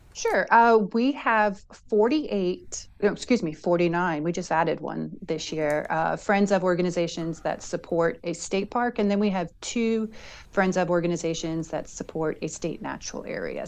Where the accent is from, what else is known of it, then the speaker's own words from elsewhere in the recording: Long Island, New York, United States; I'm actually from Long Island